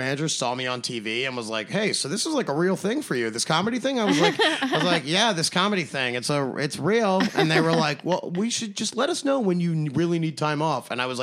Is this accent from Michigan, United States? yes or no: no; Baltimore, Maryland, United States; moved away as an adult; also born or lived in Pittsburgh; I grew up in Baltimore, 4 hours to Pittsburgh